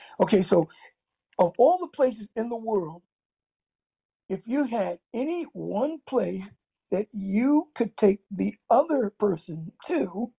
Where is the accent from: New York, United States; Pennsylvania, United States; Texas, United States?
Pennsylvania, United States; Philadelphia; also born or lived in Paterson, New Jersey; I'm from Philadelphia, and it's not far from Perth Amboy, and I remember even when I was in North Jersey in Paterson for a stint